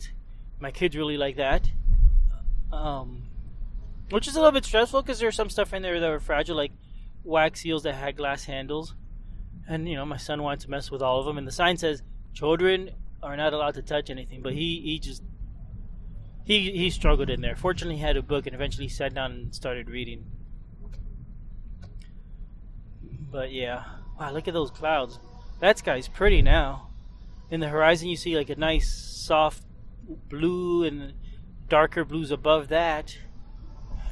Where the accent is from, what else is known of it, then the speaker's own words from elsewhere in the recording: Florida, United States; when I was growing up in Florida